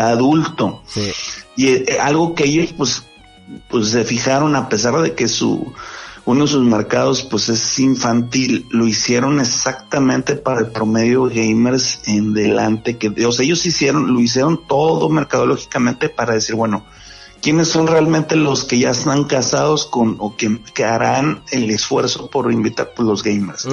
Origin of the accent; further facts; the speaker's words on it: Monterrey, Nuevo León, Mexico; te lo digo como Regio